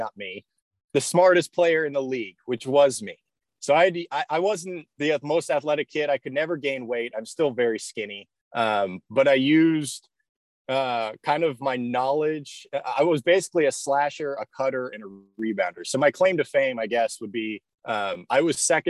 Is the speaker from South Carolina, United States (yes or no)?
no; San Jose, California, United States; I grew up in the Bay Area. I went to high school in San Jose at Bellarmine College Prep